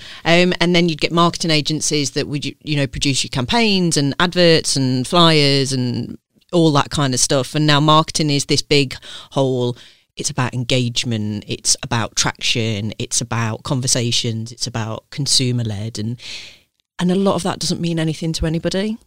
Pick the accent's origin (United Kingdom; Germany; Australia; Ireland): United Kingdom; Leicester, East Midlands; accent: southern twang; I grew up in Leicester